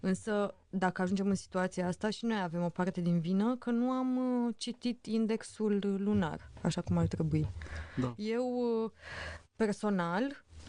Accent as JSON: {"language": "Romanian", "country": "Romania"}